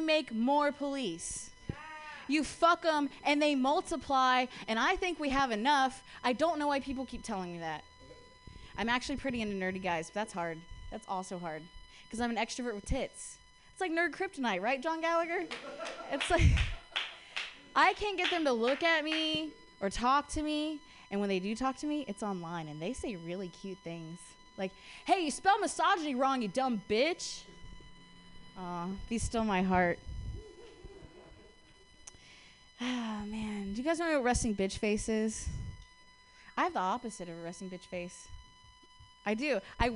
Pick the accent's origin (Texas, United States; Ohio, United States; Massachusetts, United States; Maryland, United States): Ohio, United States; Columbus; now in San Francisco, United States; I'm from Columbus. I was raised by, like, lesbian parents in the Midwest.